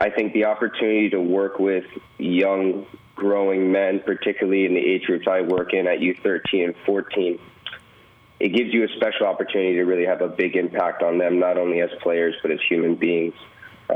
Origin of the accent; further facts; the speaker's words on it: Orlando, Florida, United States; moved away as an adult; also born or lived in South Orange, New Jersey; now in Richmond, United States; originally from Orlando, Florida. I was born and raised in Florida